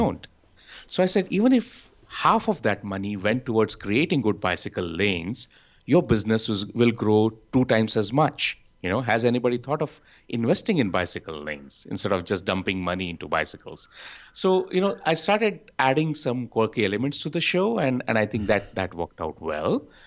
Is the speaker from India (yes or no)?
yes; Bengaluru, Karnataka, India; I'm from Bengaluru in India.